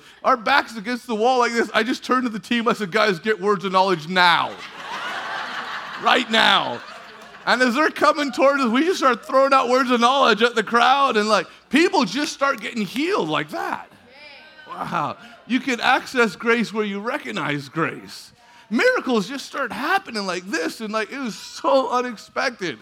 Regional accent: California, United States; We're from California

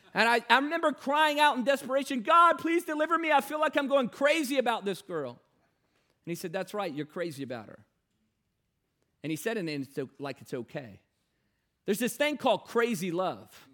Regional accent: Newport News, Virginia, United States; I grew up in Newport News, Virginia

